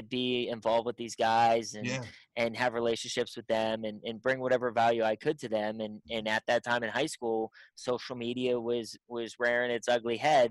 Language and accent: English; Pittsburgh, Pennsylvania, United States; My name in Pittsburgh means something, which is exciting because that's my hometown.